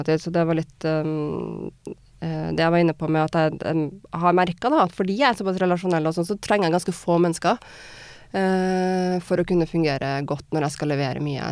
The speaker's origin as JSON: {"language": "Norwegian", "town": "Trondheim", "region": "Trøndelag", "country": "Norway", "tie": "born or raised there", "also_born_or_lived": "Wales / Germany", "moved": "as an adult", "said": "Trondheim, da, hjembyen min"}